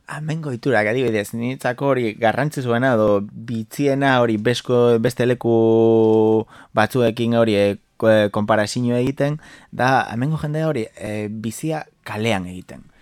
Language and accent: Basque; Galicia, Spain; Basque is a second language; moved away as an adult; now in Bilbao, Spain; neu Galiziatik nator